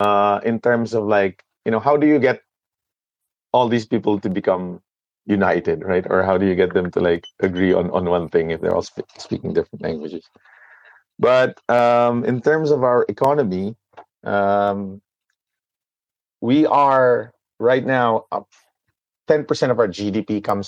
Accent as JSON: {"language": "English", "country": "Philippines"}